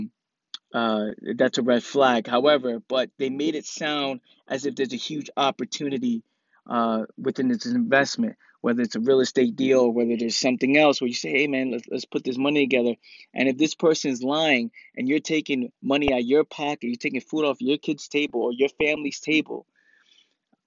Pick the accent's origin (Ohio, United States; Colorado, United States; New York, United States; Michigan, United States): New York, United States; New York City; I'm from the Bronx, and when we grow up in the Bronx, people get punched in the face for lying and for fronting.